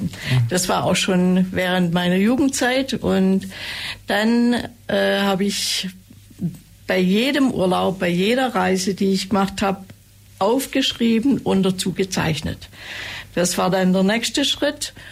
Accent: Ravensburg, Baden-Württemberg, Germany; also born or lived in Wangen im Allgäu / Swabian Jura; ich bin geboren in Wangen im Allgäu, aufgewachsen in Ravensburg und am Fuße der Schwäbischen Alb zwischen zwei Brüdern

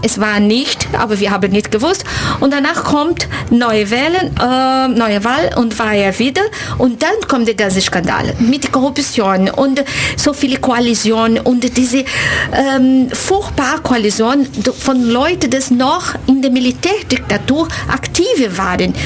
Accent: Brazil; German is a second language; moved away as an adult; now in Ulm, Germany; Ich komme aus Brasilien und ich bin Dozentin für portugiesische Sprache in der Universität Ulm. Lebe hier seit uh, ungefähr zehn Jahren

